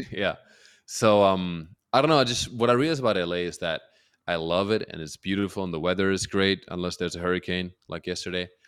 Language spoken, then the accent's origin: English; Germany; moved away as an adult; also born or lived in Peru / New York City, United States; now in Los Angeles, United States; Born and raised in Germany